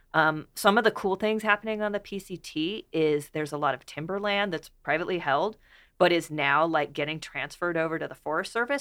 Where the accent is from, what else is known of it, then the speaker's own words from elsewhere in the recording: West Coast, United States; I grew up on the West Coast, West Coast hiker.